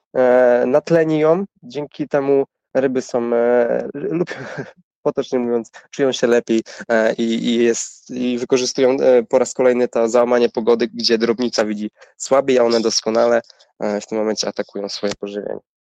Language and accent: Polish; Człuchów, Pomeranian Voivodeship, Poland; A ja pochodzę z małej miejscowości, z północnej Polski, z Człuchowa